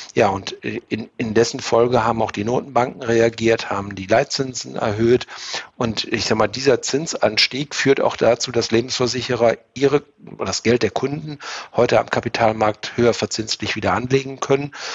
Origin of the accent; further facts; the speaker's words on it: Germany; als Deutsche